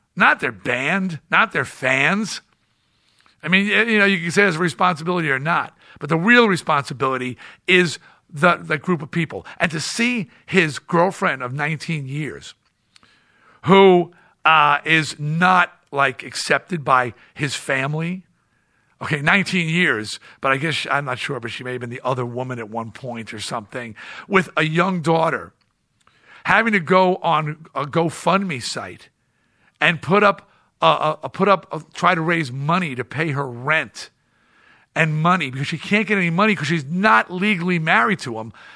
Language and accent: English; East Coast, United States; I'm from the East Coast